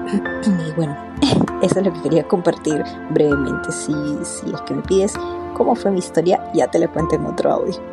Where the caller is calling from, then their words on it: Mexico; Hola Jamie … de México, te escucho desde hace varios meses.